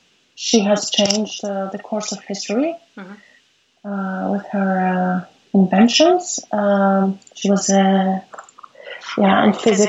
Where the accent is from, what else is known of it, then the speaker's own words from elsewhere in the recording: Montreal, Quebec, Canada; born there; also born or lived in Greece; Well, I was born in Montreal.